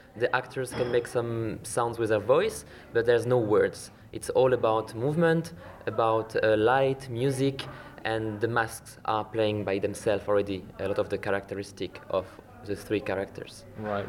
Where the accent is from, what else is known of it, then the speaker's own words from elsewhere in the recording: western France, France; English is a second language; moved away as an adult; now in Iceland; in France, uh, in my hometown, in west of France